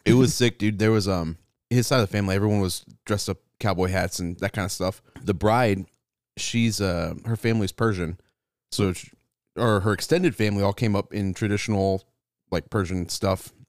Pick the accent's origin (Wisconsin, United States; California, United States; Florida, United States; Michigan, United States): California, United States; now in Texas, United States; I'm from California